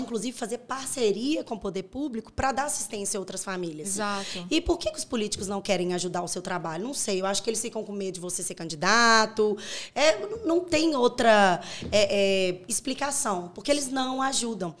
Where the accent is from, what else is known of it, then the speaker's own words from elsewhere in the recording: Corinto, Minas Gerais, Brazil; Eu nasci em Corinto, é, perto de Curvelo.